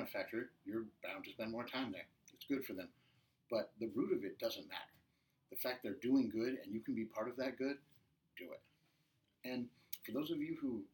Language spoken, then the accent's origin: English; Midwest, United States; now in Orange County, United States; I'm originally from the Midwest